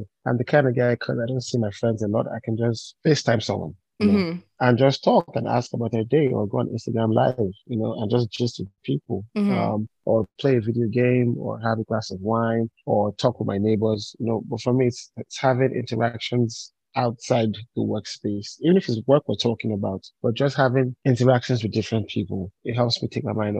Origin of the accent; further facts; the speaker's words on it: Ibadan, Oyo, Nigeria; moved away as an adult; also born or lived in Cross River State; now in Lagos, Nigeria; my dad was a professor at the University of Ibadan. So I was born there. Yes. And raised there.